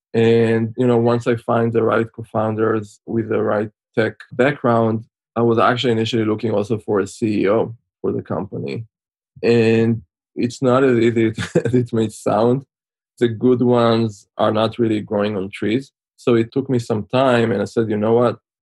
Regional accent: Israel; moved away as an adult; also born or lived in Switzerland; now in United States; as you can tell by my accent, I'm originally from Israel. Spent most of my childhood there, although I spent some time in Switzerland in a boarding school. And then in 2004, moved to the US

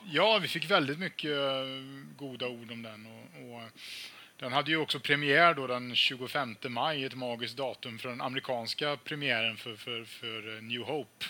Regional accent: Falköping, Västra Götaland, Sweden; i min hemstad Falköping

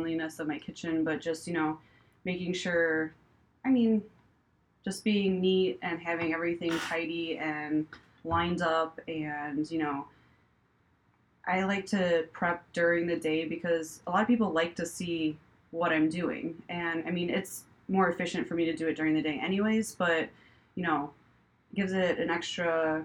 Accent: Crown Point, Indiana, United States; moved away as an adult; also born or lived in New York / Chicago; I'm from Crown Point

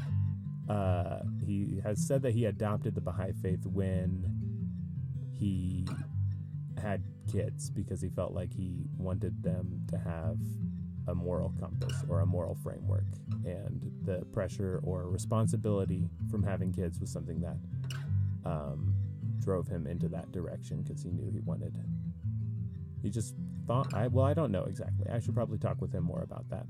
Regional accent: Asheville, North Carolina, United States; I was born in North Carolina in Asheville

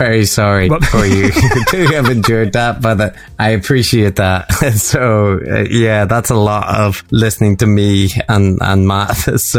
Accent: Northern Ireland, United Kingdom; accent: Northern Irish; know, Northern Irish accent is pretty strong. And it was just annoying to have to repeat things.

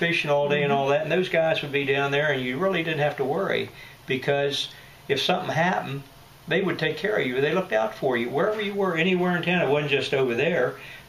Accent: Brunswick, Maryland, United States; moved away as an adult; also born or lived in Tennessee; when I was a young kid, we had a hospital here.

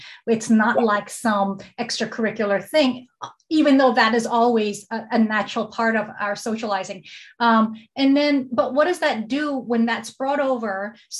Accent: Hong Kong; now in United States; I grew up in Hong Kong. I never saw myself as racialized until I moved back to the States really for a long term.

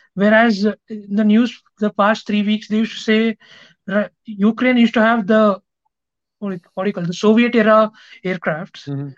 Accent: Bangalore, Karnataka, India; I'm from Bangalore

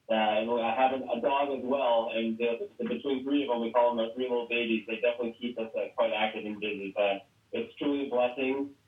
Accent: Philadelphia, Pennsylvania, United States; also born or lived in Pittsburgh, Pennsylvania / Scranton, Pennsylvania; worked in Scranton for a couple of years, uh, moved back to the uh, greater Philadelphia area, which is where I'm from, uh, last March.

